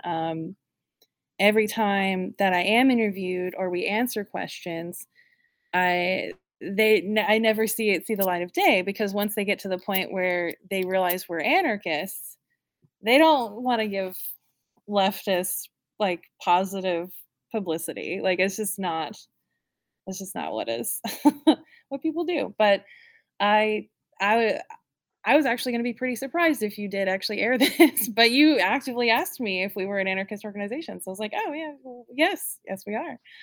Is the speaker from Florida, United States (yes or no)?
no; North Carolina, United States; also born or lived in Raleigh; I was born and raised in North Carolina, and I grew up in Raleigh. I grew up in a small town and then moved to Raleigh, and I, I went to high school around here